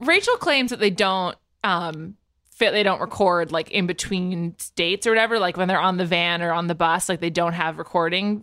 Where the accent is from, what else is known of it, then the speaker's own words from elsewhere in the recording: East Coast, United States; moved away; We're both from the East Coast